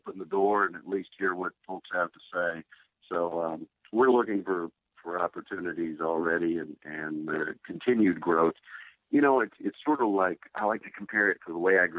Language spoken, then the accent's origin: English; Cookeville, Tennessee, United States; my hometown of Cookeville, Tennessee